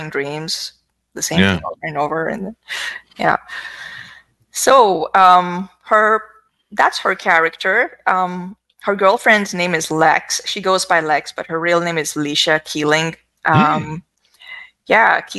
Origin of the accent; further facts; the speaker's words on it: Pakistan; moved away as an adult; now in United States; I grew up in Pakistan. I've lived half my life there